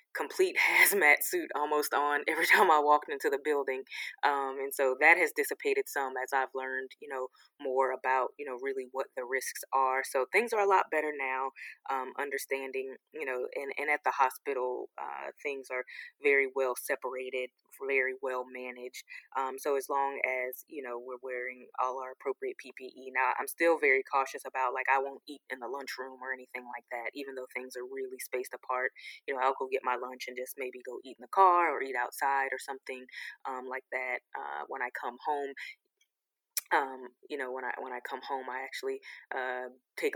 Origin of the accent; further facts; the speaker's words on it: Sanford, Florida, United States; now in Atlanta, United States; I grew up actually in Sanford, Florida